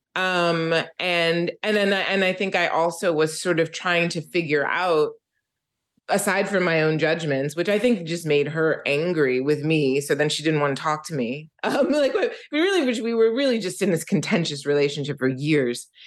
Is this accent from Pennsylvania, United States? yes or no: yes; Philadelphia, Pennsylvania, United States; I am from Philadelphia, and I grew up in Philadelphia